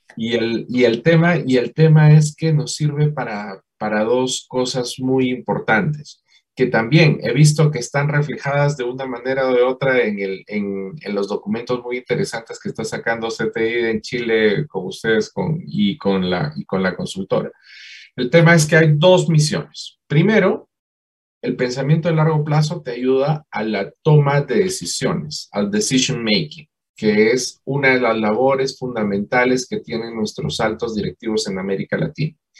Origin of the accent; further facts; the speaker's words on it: Peru; moved away as an adult; now in Colombia; yo soy peruano